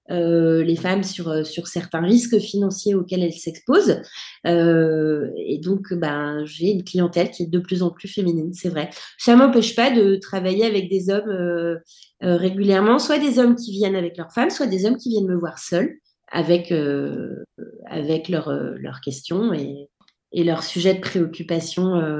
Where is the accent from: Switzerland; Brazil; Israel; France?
France; now in United States; Mon mari est français, je suis française aussi, et je me suis mariée en 2011.